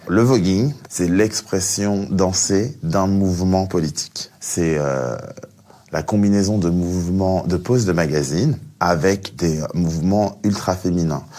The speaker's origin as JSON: {"language": "French", "country": "France", "also_born_or_lived": "Cameroon (ancestry)", "said": "je suis français mais aussi d'origine camerounaise"}